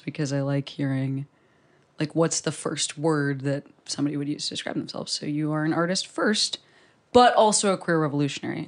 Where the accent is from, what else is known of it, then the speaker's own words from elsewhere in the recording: Chicago, Illinois, United States; I'm also from Chicago